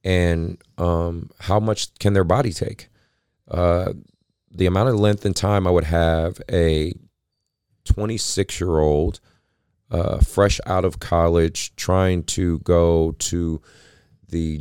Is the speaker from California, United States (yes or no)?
yes; San Francisco Bay Area, California, United States; my hometown